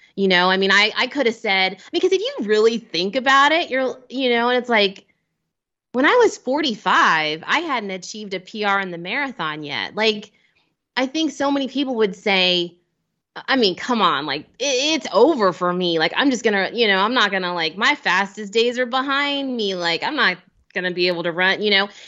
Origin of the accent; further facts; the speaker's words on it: Cincinnati, Ohio, United States; moved away; I'm an Ohio native